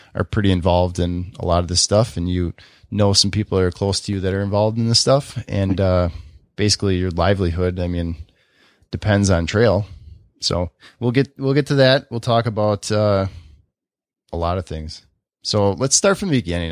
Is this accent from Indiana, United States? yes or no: no; Oconomowoc, Wisconsin, United States; born or raised there